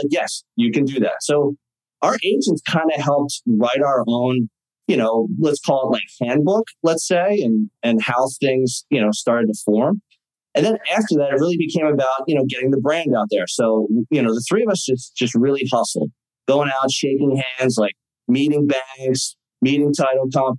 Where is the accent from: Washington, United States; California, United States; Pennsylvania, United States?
Pennsylvania, United States; Philadelphia; I grew up in Philadelphia